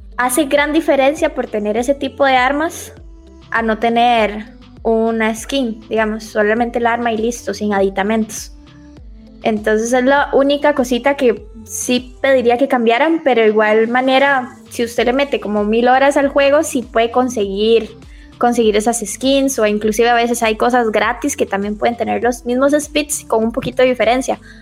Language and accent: Spanish; Limón, Costa Rica; now in Greater Metropolitan Area, Costa Rica; realmente soy de Limón.